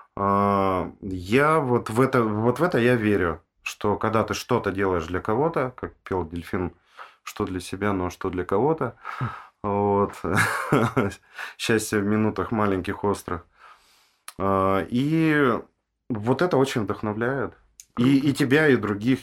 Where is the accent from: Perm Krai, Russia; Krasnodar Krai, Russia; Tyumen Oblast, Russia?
Tyumen Oblast, Russia; Tyumen; я сам из Тюмени родом